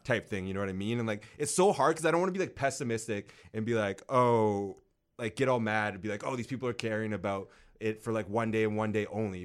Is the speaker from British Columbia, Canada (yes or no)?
yes; North Vancouver, British Columbia, Canada; I grew up in North